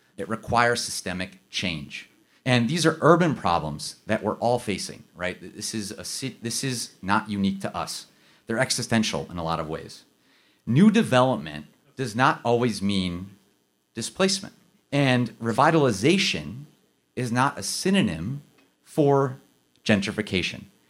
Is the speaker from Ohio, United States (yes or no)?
yes; Akron, Ohio, United States; my hometown in Akron